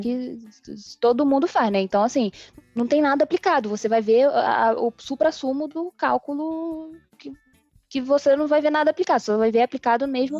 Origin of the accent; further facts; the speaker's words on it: Brazil; eu sou brasileira